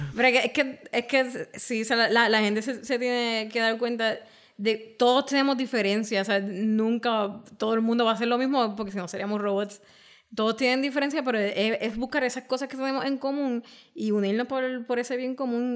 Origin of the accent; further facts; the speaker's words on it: Puerto Rico; nosotros como puertorriqueños